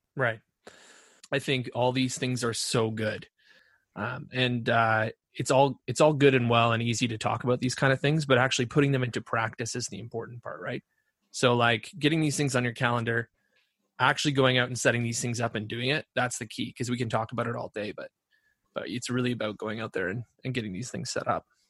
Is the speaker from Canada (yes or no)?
yes; Ontario, Canada; I'm from Ontario